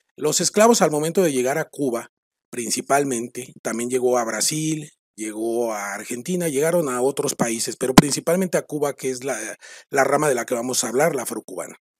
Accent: Mexico; los que somos mexicanos

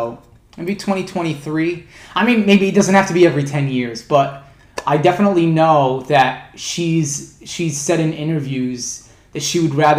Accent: Mississippi, United States; I'm originally from Mississippi.

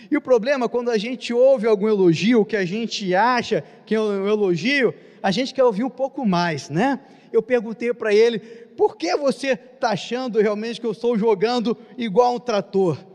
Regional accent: Nova Friburgo, Rio de Janeiro, Brazil; now in Rio de Janeiro, Brazil; Vim de Nova Friburgo, aqui na Serra, no estado do Rio de Janeiro.

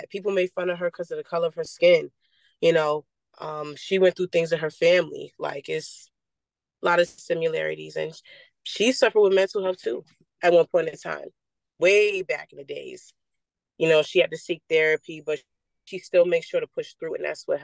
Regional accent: Long Island, New York, United States; I'm from Long Island, New York, born and raised.

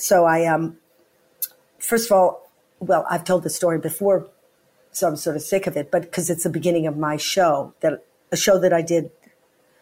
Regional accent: United States; now in United Kingdom; I'm American

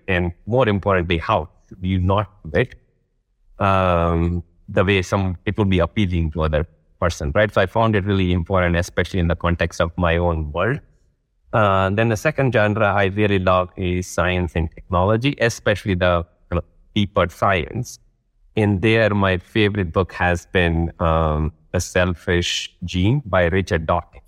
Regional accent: Rajkot, Gujarat, India; moved away as an adult; also born or lived in Vadodara, India / Delhi, India / London, United Kingdom / Johannesburg, South Africa; I grew up in a city called Rajkot. And then I move to another city called, uh, Vadodara in the same state

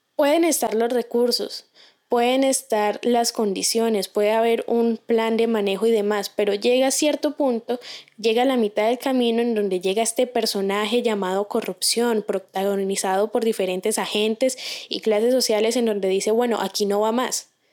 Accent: Colombia; como colombianos tenemos cierta predisposición

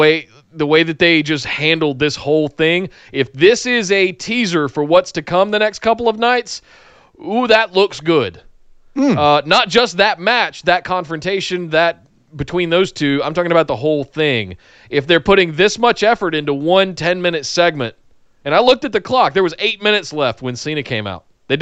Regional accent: Southern, United States; I am Southern, you know. I was raised in the woods.

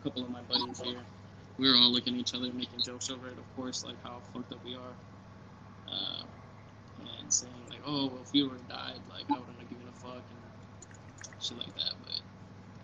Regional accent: San Antonio, a little town next to El Paso, Texas, United States; also born or lived in Odessa, Texas; I'm from San Antonio, which is, like, a little town next to El Paso

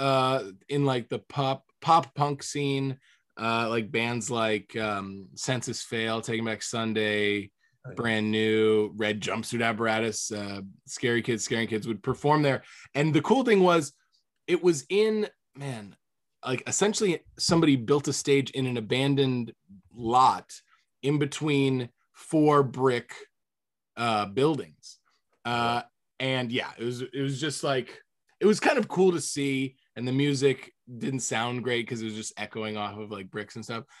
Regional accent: Fort Myers, Florida, United States; my hometown, Fort Myers

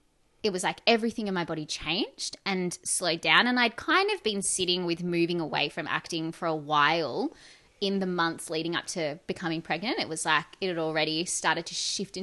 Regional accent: Perth, Western Australia, Australia; also born or lived in Sydney; I was born here in Perth.

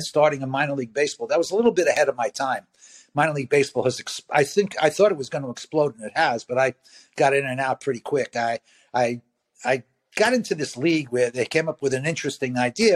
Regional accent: New York City, New York, United States; I grew up in Brooklyn

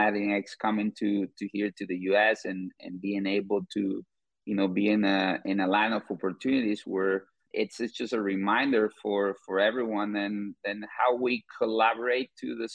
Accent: Guatemala; moved away as an adult; now in St. Louis, United States; I'm originally from Guatemala, but I've been living in the U.S. for 10 years.

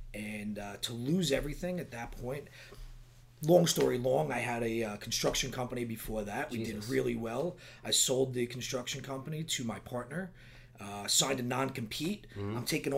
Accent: Long Island, New York, United States; I grew up in Long Island, yeah.

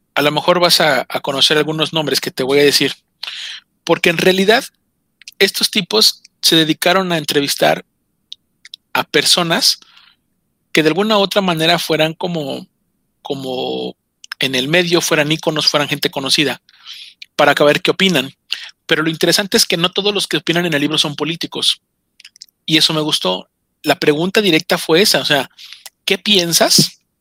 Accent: Mexico; como el mexicano

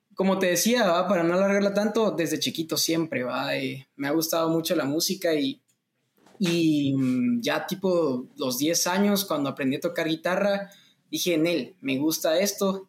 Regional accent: Guatemala; soy cantautor guatemalteco

